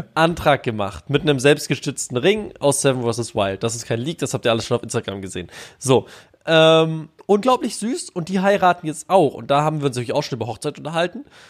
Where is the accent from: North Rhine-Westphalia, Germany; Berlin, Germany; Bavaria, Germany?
North Rhine-Westphalia, Germany; Bonn; also born or lived in Baden-Württemberg (Ländle); ich komme eh aus Bonn.